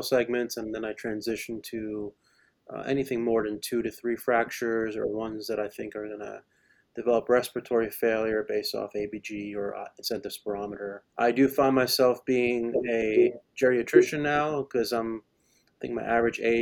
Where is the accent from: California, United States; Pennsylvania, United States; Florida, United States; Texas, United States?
Florida, United States; moved away as an adult; also born or lived in Connecticut; now in West Virginia, United States; I'm from Florida originally, I was born and raised